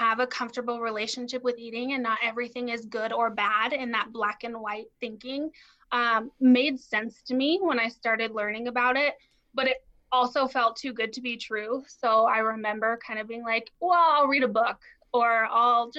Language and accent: English; Denver, Colorado, United States; I grew up in Denver, so close to where you guys are